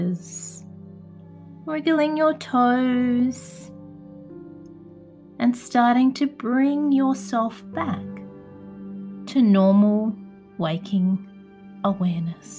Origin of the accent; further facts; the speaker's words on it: Adelaide, South Australia, Australia; my hometown of Adelaide, South Australia